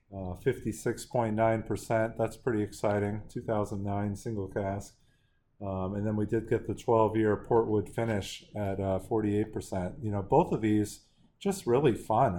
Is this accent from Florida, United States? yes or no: no; San Francisco, California, United States; growing up in San Francisco